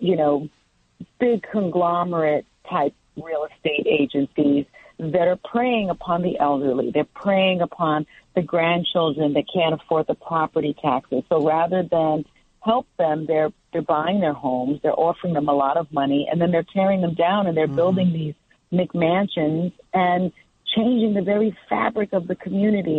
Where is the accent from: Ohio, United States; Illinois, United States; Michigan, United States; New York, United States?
New York, United States; New York City; also born or lived in Manhattan; I grew up in the South Bronx in the projects